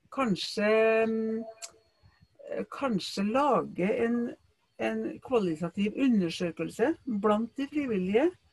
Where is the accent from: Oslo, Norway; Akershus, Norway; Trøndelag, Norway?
Trøndelag, Norway; ute på landet der jeg kommer fra sjøl, i Trøndelag